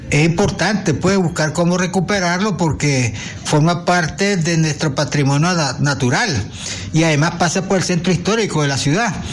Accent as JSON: {"language": "Spanish", "region": "León", "country": "Nicaragua", "said": "como ciudadano leonés y que vive cerca de la ribera del río Chiquito"}